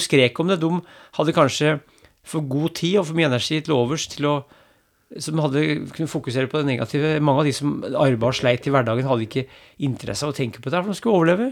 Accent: Brumunddal, Innlandet, Norway; Jeg vokste opp i Brumunddal og gikk på ski til skolen forbi to hoppbakker

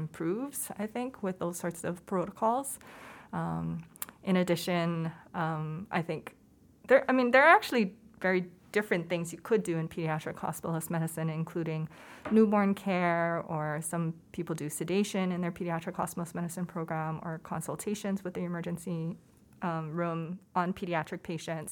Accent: Hawaii, United States; moved away as an adult; also born or lived in Oakland, California; I was born and raised in Hawaii

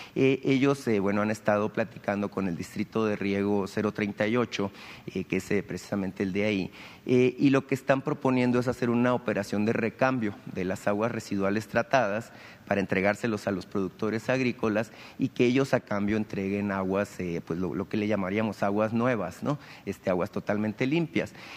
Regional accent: Sonora, Mexico; los sonorenses

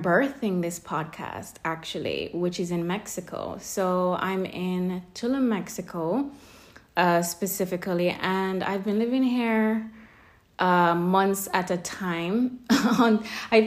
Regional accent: Kingston, Jamaica; moved away as an adult; also born or lived in London; I was born and raised in Kingston, Jamaica for most of my early years and teenage life

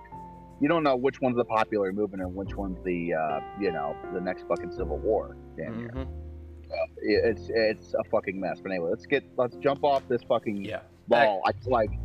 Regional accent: Cincinnati, Ohio, United States; born or raised there

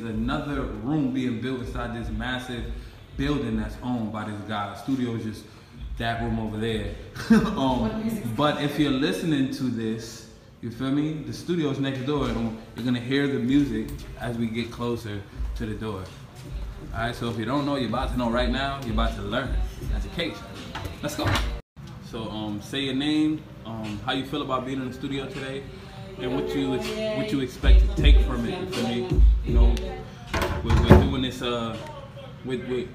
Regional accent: New York City, New York, United States; also born or lived in Mitchel Houses, the Bronx; I'm from Brownsville. Van Dyke Projects.

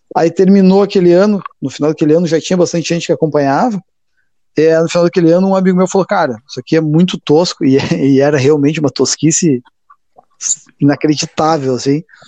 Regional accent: Passo Fundo, Rio Grande do Sul, Brazil; cresci em Passo Fundo

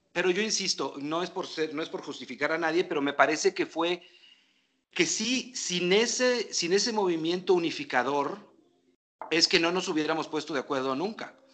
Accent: Mexico; somos mexicanos

